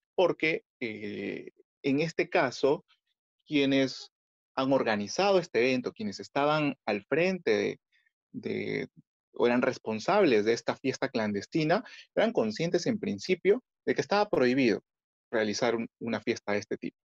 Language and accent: Spanish; Peru; como ciudadanos, como vecinos, como peruanos en general